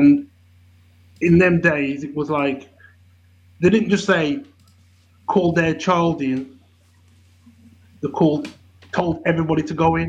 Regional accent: Bilston, West Midlands, United Kingdom; accent: Wolverhampton; growing up in Bilston, where my area was

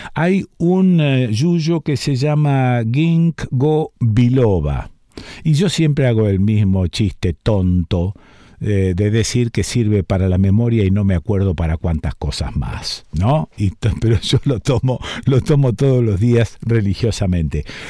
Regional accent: Argentina; pensarnos como argentinos

